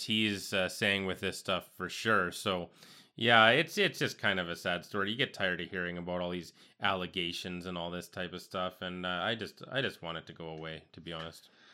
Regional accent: Western Canada, Canada; I consider myself a Western Canadian

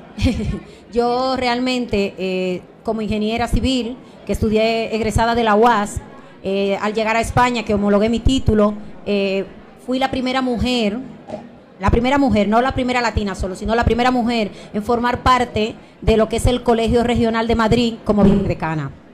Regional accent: Santo Domingo Oeste, Distrito Nacional, Dominican Republic; now in Spain; Yo nací en República Dominicana, en Santo Domingo, en Herrera

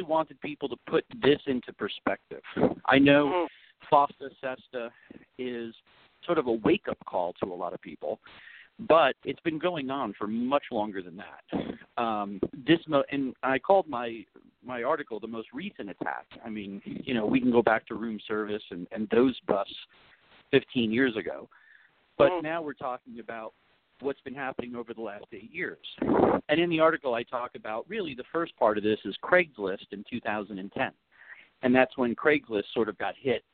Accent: New Jersey, United States; moved away; also born or lived in California; I'm licensed in the state of California, and I'm originally from the East Coast in New Jersey

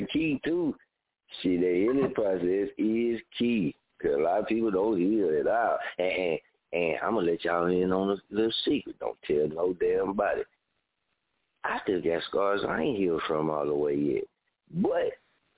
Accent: Muskogee, Oklahoma, United States; I'm from Muskogee, Oklahoma.

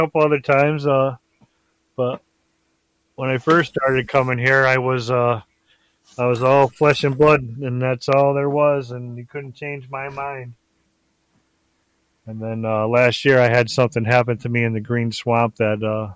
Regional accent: Connecticut, United States; I'm from Connecticut, so I used to be a Whalers fan.

